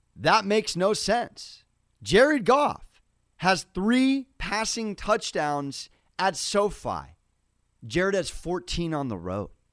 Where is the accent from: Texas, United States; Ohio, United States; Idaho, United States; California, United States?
California, United States; San Diego; It's my hometown college basketball team.